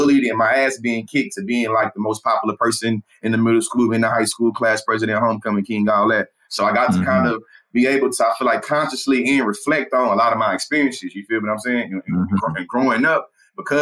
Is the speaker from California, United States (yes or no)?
no; Bryan, Texas, United States; growing up in Bryan, Texas, in the South, in the Bible Belt